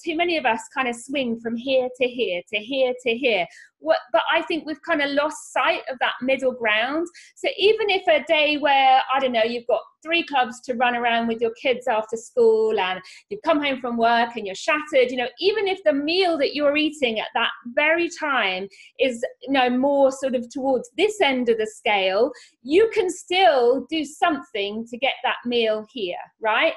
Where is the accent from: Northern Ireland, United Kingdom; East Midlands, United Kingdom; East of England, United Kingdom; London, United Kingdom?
East of England, United Kingdom; Norfolk; moved away; I grew up here in Norfolk. I've lived all over the world, but have come back here to bring up my babies.